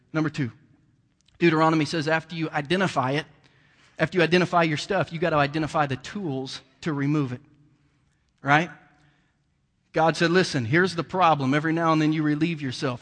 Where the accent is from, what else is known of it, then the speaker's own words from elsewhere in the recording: Bainbridge, Ohio, United States; moved away; also born or lived in Jackson County, Missouri; I grew up in Southern Ohio and a redneck town, um, you know, and, and just was an old country boy from Bainbridge, Ohio